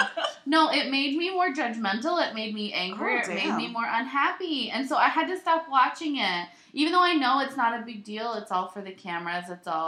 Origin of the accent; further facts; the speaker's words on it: New York, United States; accent: Long Island; I'm just going to do my Long Island accent because it feels very correct for me.